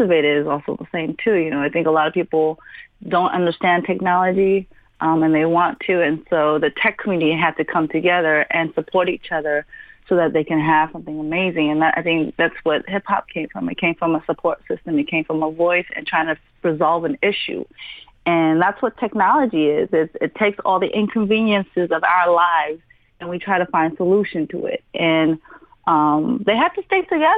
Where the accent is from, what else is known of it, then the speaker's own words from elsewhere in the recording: South Korea; moved away; I'm from Korea